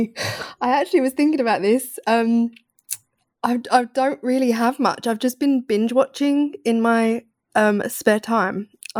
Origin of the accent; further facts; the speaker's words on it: London, United Kingdom; So I grew up around East London. Mm-hmm. Really, I grew up in a very multicultural area.